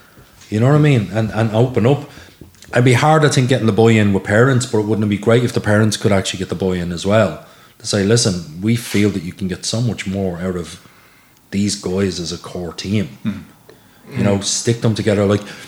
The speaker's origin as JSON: {"language": "English", "town": "Lusk", "region": "County Dublin", "country": "Ireland", "said": "And Sean is a very young lad, so why do I want to play there? I'm from Lusk."}